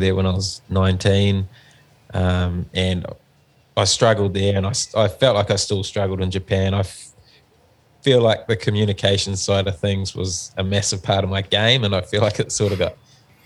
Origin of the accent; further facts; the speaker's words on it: New Zealand; also born or lived in Wellington; we're from New Zealand